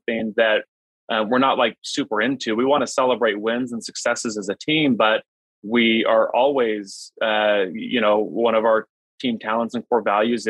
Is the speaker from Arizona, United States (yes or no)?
yes; Phoenix, Arizona, United States; I live in Phoenix now. I grew up in Phoenix.